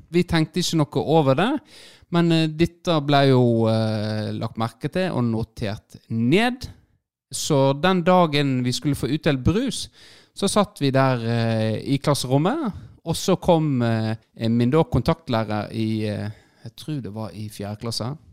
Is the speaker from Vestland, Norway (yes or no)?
yes; Florø, Vestland, Norway; jeg er fra Florø